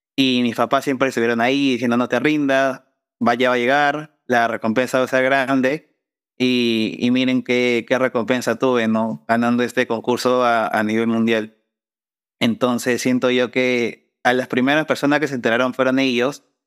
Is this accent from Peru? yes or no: yes; Peru; mi país